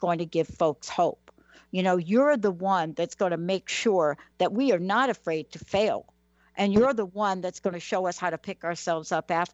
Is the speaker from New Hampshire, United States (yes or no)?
no; New York City, New York, United States; also born or lived in New Jersey; now in Washington, United States; I'm a kid from the Bronx, New York.